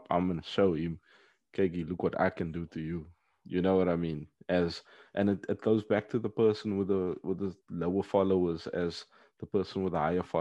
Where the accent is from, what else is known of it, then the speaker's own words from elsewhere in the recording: Paris, Île-de-France, France; oh, bro, when I grew up in the Parisian